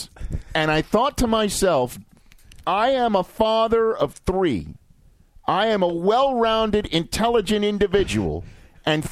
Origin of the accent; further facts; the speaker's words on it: New York City, New York, United States; I grew up in New York City